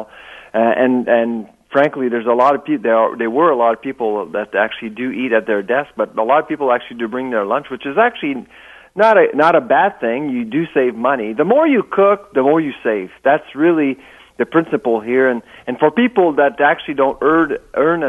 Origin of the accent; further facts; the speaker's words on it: Quebec, Canada; I'm from Quebec, and Quebec is, of course, a little bit different when it comes to food